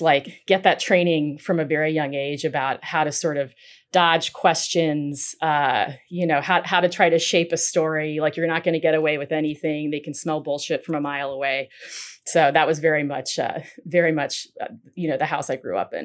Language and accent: English; Nashville, Tennessee, United States; moved away as an adult; also born or lived in Washington, D.C.; I am a Nashville, Tennessee native, born and raised